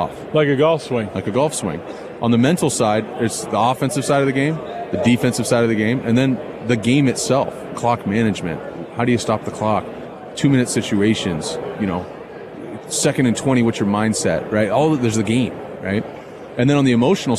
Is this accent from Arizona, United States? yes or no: no; Mission Viejo, California, United States; now in Dana Point, United States; Mission Viejo High School